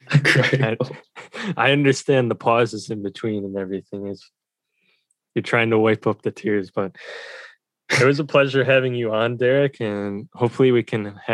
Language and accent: English; Mexico; I'm from Mexico.